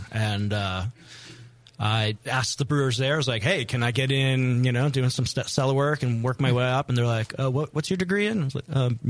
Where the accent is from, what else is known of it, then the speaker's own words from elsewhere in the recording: East Coast, United States; now in San Francisco, United States; I'm from the East Coast